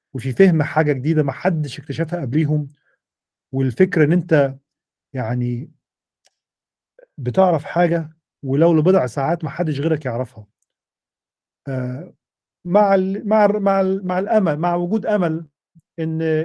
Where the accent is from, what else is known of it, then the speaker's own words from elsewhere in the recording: Egypt; moved away as an adult; also born or lived in United States; احنا عندنا في مصر